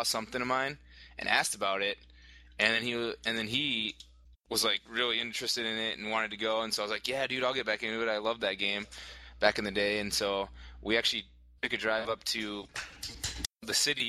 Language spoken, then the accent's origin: English; Austin, Minnesota, United States; I'm from Austin, Minnesota